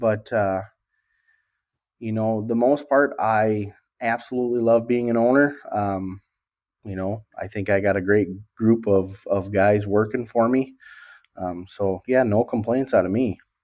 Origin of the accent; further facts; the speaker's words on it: Wisconsin, United States; also born or lived in Milwaukee; This is my home area where I'm located now in Wisconsin